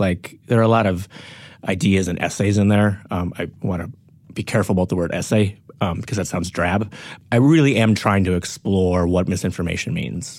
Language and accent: English; North Dakota, United States; born or raised there; moved away; also born or lived in Grand Forks, North Dakota